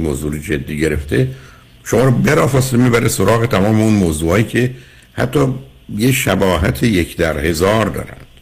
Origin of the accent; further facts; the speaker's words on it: Iran; ما به نوعی که در یک کشوری مانند ایران بزرگ شدیم